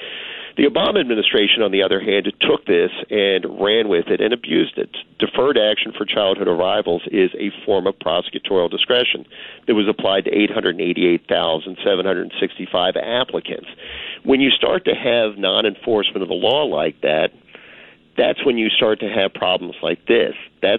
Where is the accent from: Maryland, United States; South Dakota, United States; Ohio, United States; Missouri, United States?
Maryland, United States; I'm from Maryland. We're a nautical state.